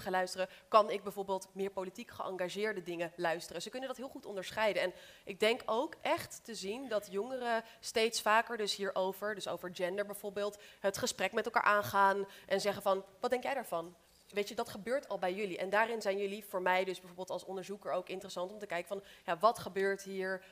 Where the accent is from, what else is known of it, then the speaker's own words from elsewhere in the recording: Amersfoort, Utrecht, Netherlands; ik ben opgegroeid in Amersfoort, dus daarom heb ik die R.